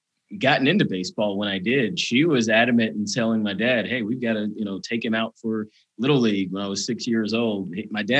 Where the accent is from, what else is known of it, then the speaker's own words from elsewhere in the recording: Atlanta, Georgia, United States; moved away; I'm originally from Atlanta, Georgia. I grew up throughout the 90s and I guess even the early 2000s when I graduated high school.